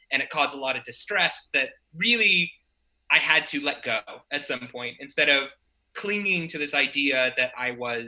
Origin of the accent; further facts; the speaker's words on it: Spokane, Washington, United States; now in San Francisco, United States; I originally grew up in Spokane, Washington